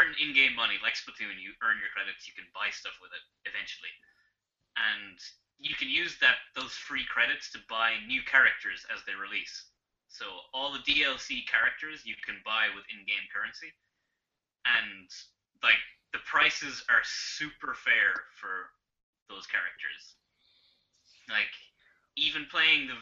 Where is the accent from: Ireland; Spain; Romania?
Ireland; moved away as an adult; now in Japan; So I'm Irish